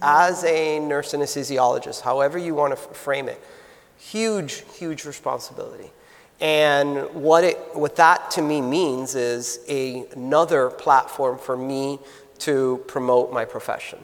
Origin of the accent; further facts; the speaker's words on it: South Florida, United States; also born or lived in Minnesota; I'm native. I was born and raised in South Florida